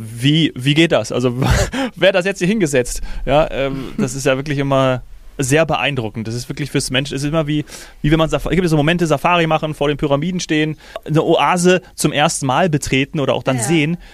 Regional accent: Hesse, Germany; Als gebürtiger Hesse

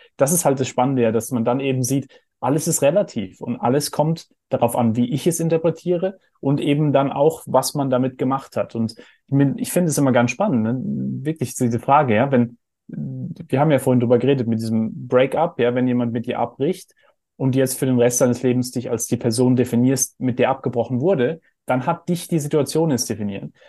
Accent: Heidelberg, Baden-Württemberg, Germany; ich bin in Heidelberg aufgewachsen, wo wir so einen Philosophenweg haben

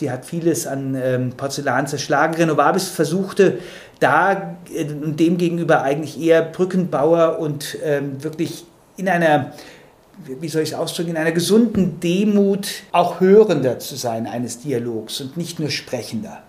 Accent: Germany; als Deutsche

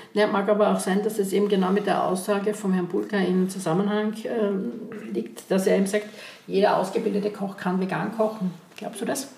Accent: Graz, Styria, Austria; bei uns in Graz, Umgebung, Steiermark

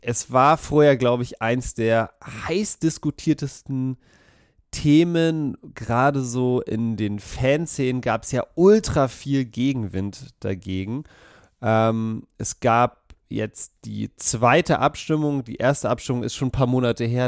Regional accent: Berlin, Germany; Ich komme aus Berlin, ich liebe Berlin

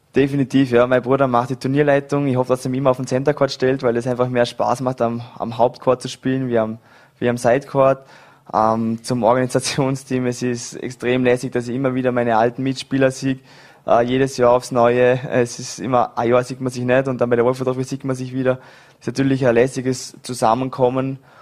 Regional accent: Vorarlberg, Austria; moved away; Ich bin in Dormingen geboren, äh, habe ewig lang Volleyball gespielt in Vorarlberg, bis ich 18 war

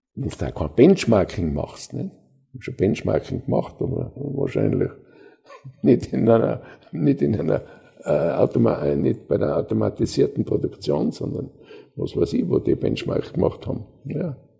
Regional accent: Austria

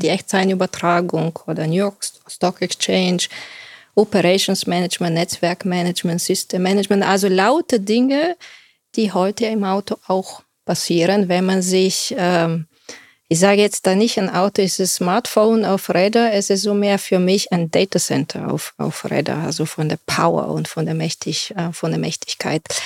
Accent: Bulgaria; moved away as an adult; also born or lived in Silicon Valley; now in Germany; ich bin Bulgarin

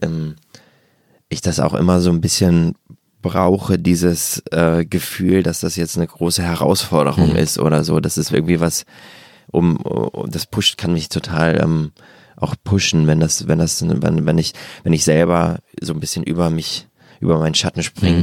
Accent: Germany; in der Vorstadt gegangen, wo ich herkomme, in Wagterheide

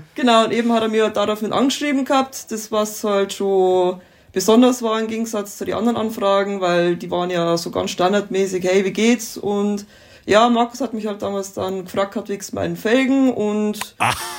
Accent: Mamming, Bavaria, Germany; wir kommen aus dem Landkreis Dingolf in Landau in der Gemeinde Mamming. Das ist eine kleine Ortschaft in Niederbayern

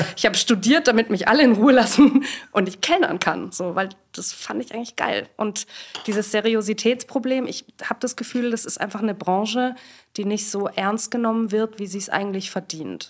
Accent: Swabia, Baden-Württemberg, Germany; now in Berlin, Germany; ich komme ursprünglich aus Schwaben, wobei ich das in Berlin echt häufig auch mal verheimliche

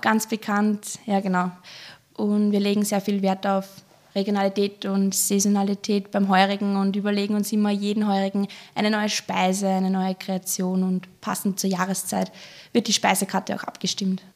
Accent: Traisental, Lower Austria, Austria; komme aus dem kleinen, aber feinen Weinland Dreisendal in Niederösterreich

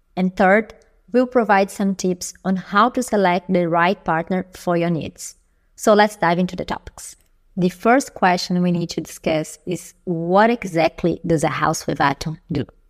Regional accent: Brazil; now in Berlin, Germany; I'm an expat from Brazil, live in Berlin

